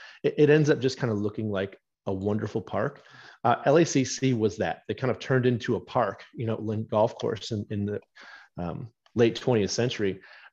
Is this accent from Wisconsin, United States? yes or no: yes; Wisconsin, United States; I love Erin Hills, my home state, Whistling Straits.